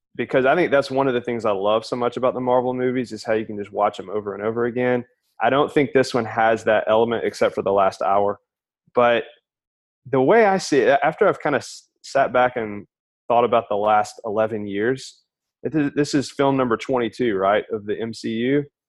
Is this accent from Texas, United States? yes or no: no; Alabama, United States; moved away as an adult; now in Houston, United States; I'm from Alabama originally. Was born and raised there